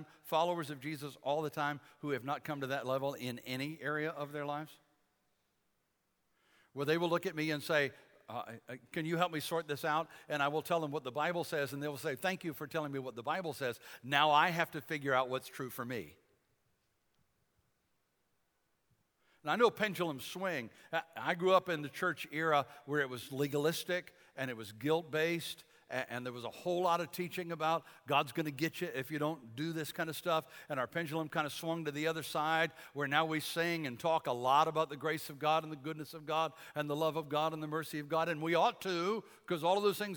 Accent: Detroit, Michigan, United States; I grew up in Detroit

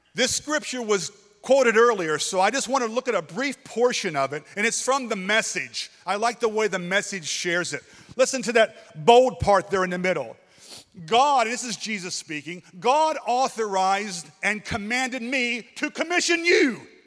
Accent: Kentucky, United States; moved away as an adult; now in Thailand; I'm from Kentucky.

